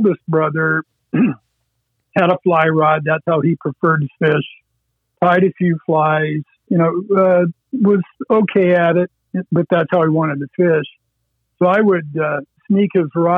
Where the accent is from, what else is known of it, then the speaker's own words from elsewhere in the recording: Erie County, Pennsylvania, United States; I grew up in Erie County on a little farm pond that was dug along Interstate 90